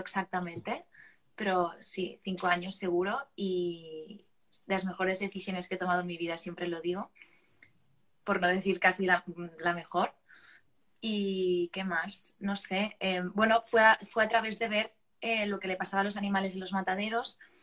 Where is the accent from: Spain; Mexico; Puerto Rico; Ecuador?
Spain; Barcelona, Catalonia; soy de Barcelona y tengo 23 años